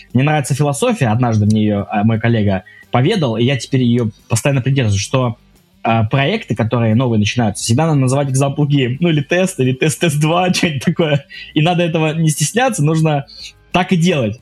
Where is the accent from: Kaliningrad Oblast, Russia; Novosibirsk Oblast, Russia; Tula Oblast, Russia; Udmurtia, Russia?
Kaliningrad Oblast, Russia; Kaliningrad; moved away as an adult; also born or lived in Saint Petersburg; Я из Калининграда, с Калининградской области